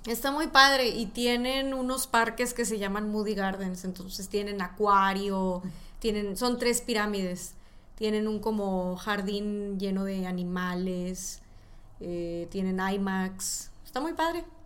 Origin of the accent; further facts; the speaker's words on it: Tamaulipas, Mexico; Yo soy mexicana y de donde yo soy, yo soy de Tamaulipas, es frontera con Texas.